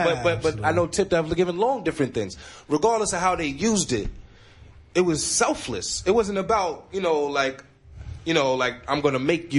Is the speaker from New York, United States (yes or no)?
yes; New York City, New York, United States; also born or lived in North Carolina; I'm from Astoria Projects.